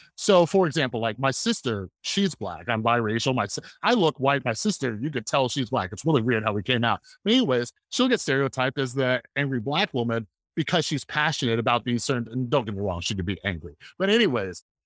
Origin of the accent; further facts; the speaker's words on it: Las Vegas, Nevada, United States; also born or lived in Central California / Southern California; I was born in Central California, moved down to Southern California, lived in Vegas most of my, most of my life.